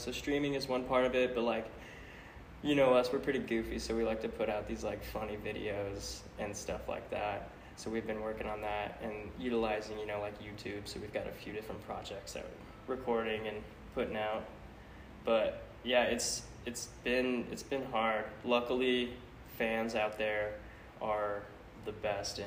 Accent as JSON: {"language": "English", "region": "Central Oregon", "country": "United States", "tie": "born or raised there", "said": "I grew up in Central Oregon, out in a little small farm town"}